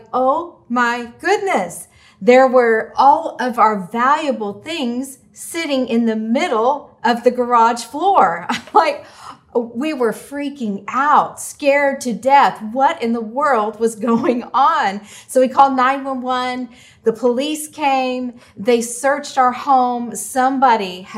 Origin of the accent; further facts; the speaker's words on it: Oklahoma City, Oklahoma, United States; When I was a teenager growing up in Oklahoma City